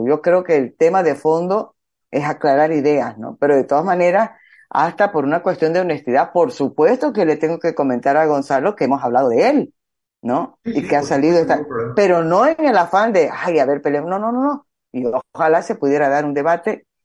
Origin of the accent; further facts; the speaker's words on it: Santa Cruz de la Sierra, Santa Cruz, Bolivia; soy cruceña